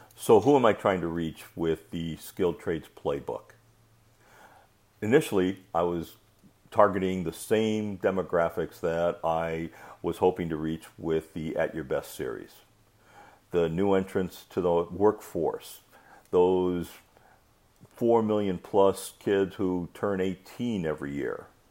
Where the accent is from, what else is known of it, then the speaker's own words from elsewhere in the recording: Michigan, United States; I grew up in Michigan